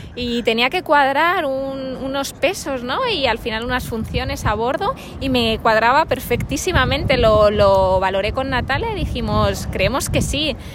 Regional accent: Valencia, Valencian Community, Spain; moved away; also born or lived in Santander; estamos en Valencia, ¿no? Mi tierra, mis, raíces de la comunidad valenciana

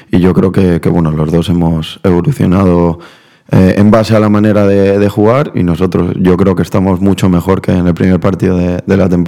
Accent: Argentina; venimos de Argentina y, en eso sí que, sí que me, les doy las gracias, al final me siento argentino.

